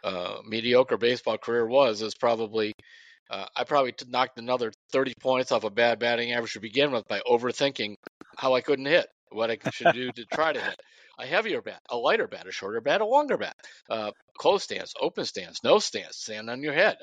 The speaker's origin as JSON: {"language": "English", "town": "Parma", "region": "Ohio", "country": "United States", "tie": "born or raised there", "said": "you could walk from Parmatown to where I grew up on Westminster Avenue."}